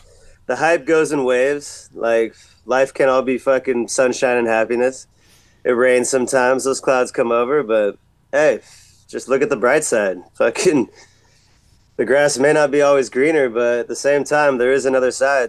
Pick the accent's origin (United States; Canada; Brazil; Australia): United States; San Diego, California; also born or lived in Tokyo, Japan; I grew up in San Diego.